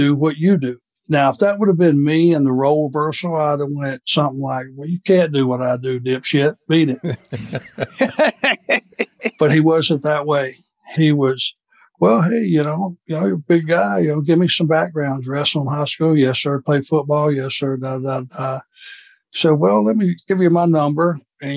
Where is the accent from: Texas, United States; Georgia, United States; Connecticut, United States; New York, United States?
Georgia, United States; Rome; Rome, up the road